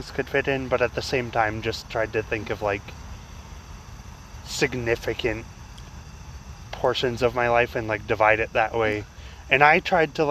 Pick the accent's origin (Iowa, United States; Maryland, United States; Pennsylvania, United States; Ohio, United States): Iowa, United States; also born or lived in Colorado / Altoona, Iowa / Newton, Iowa; our first move from Colorado to Iowa was kind of a big deal, but I don't remember it as well because I was only, like, 4.